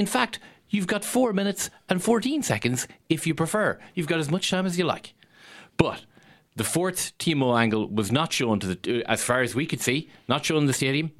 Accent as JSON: {"language": "English", "country": "Ireland"}